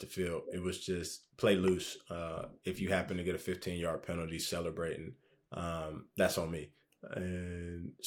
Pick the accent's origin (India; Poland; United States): United States; Charlotte, North Carolina; also born or lived in Liberia; I was born in Charlotte